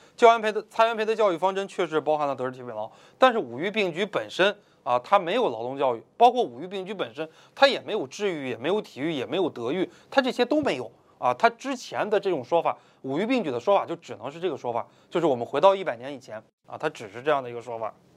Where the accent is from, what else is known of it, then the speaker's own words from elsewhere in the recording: China; 我们中国人体力不好